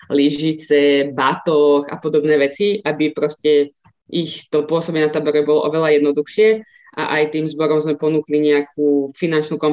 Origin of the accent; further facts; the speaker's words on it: Ružomberok, Žilina Region, Slovakia; moved away as an adult; now in Bratislava, Slovakia; pochádzam z Ružomberka, kde v podstate od roku 2009 pôsobím